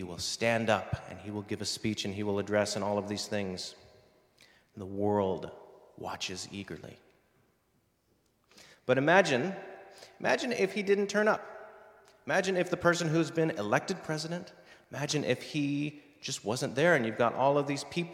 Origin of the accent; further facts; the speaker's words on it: United States; moved away; my home country, the U.S.